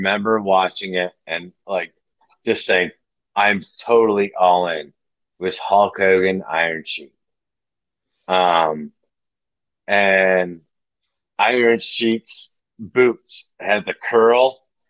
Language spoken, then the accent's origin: English; Michigan, United States; I grew up in Michigan. I'm in Michigan.